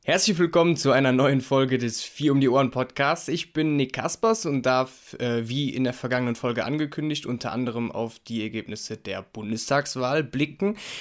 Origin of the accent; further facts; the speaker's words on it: Rhineland, Germany; als Rheinländer